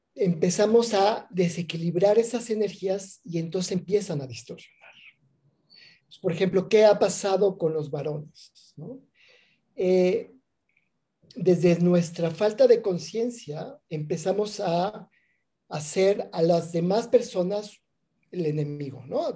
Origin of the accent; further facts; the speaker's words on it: Mexico City, Mexico; moved away as an adult; now in Oaxaca, Mexico; crecí en la Ciudad de México, ya llevo aquí en Oaxaca 20 años